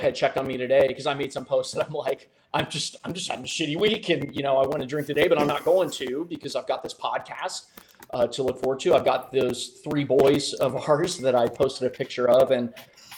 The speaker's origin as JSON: {"language": "English", "region": "Midwest", "country": "United States", "said": "I'm your average middle-aged Midwestern middle-income white dude"}